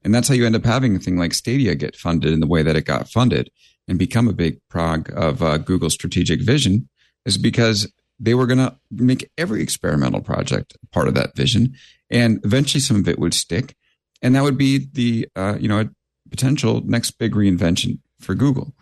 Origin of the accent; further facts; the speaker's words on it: New York, United States; I'm a New Yorker